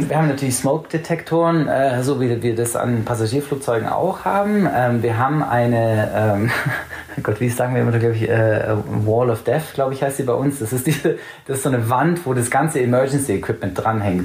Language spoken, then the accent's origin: German; England, United Kingdom; also born or lived in Allgäu, Germany; now in Munich, Germany; da, wo ich in England eben teils aufgewachsen bin, ist sehr, sehr ländlich